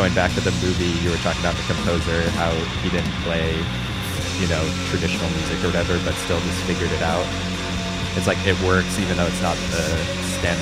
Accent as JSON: {"language": "English", "town": "Champaign", "region": "Illinois", "country": "United States", "tie": "born or raised there", "said": "Champaign, Illinois, my hometown"}